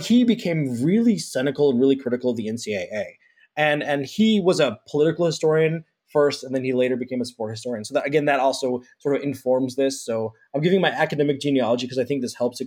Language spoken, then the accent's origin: English; Kansas City, United States; also born or lived in Purdue (Indiana); I'm from Kansas City